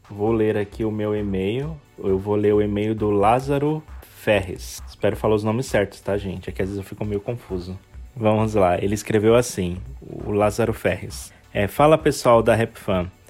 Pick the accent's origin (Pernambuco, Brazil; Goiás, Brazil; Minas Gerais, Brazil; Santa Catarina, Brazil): Minas Gerais, Brazil; Como sou do interior de Minas, os parques itinerantes de que, visi que visitam a cidade sempre eram parada obrigatória